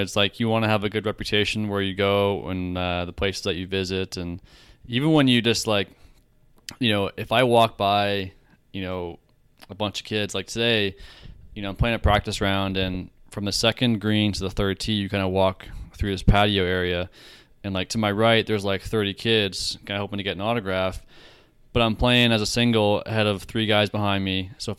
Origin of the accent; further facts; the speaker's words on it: Canada; as a Canadian, you know, leaving one autograph unsigned out there